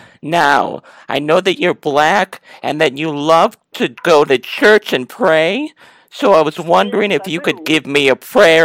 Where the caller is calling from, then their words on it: Illinois, United States; from Illinois.